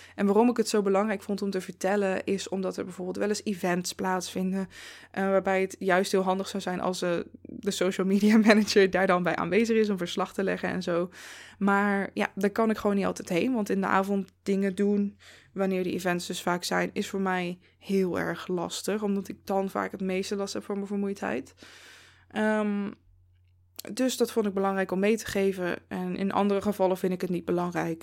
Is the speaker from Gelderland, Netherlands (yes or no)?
yes; Zevenaar, Gelderland, Netherlands; moved away as an adult; now in Eindhoven, Netherlands; toen ik bijvoorbeeld nog in Zevenaar woonde, waar ik ben opgegroeid en iets van 23 eh, jaar heb gewoond